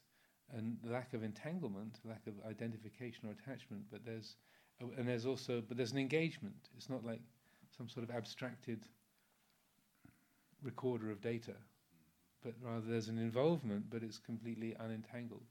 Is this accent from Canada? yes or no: no; England, United Kingdom; I'm English, I've got an American passport as well